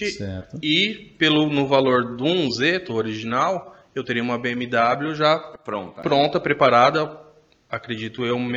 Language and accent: Portuguese; São Paulo, Brazil; now in Minas Gerais, Brazil; E sou de Minas, sou natural de São Paulo, tô morando em Minas, que é por conta de trabalho, já faz desde 2007 para lá.